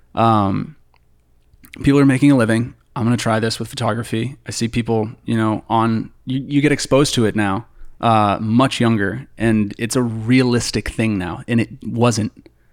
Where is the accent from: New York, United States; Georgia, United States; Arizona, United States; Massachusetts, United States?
Massachusetts, United States; near Boston; born or raised there; moved away as an adult; now in Los Angeles, United States